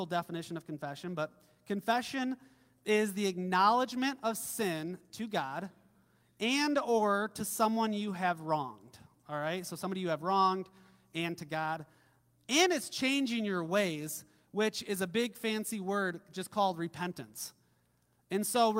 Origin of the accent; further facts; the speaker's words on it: Midwest, United States; growing up in the Midwest, I grew up on, I think our family had like a 100-acre farm